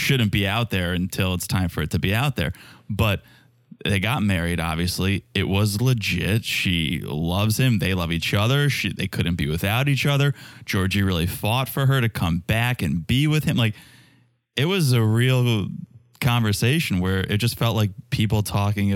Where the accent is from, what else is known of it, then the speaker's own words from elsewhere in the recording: Connecticut, United States; I'm from Connecticut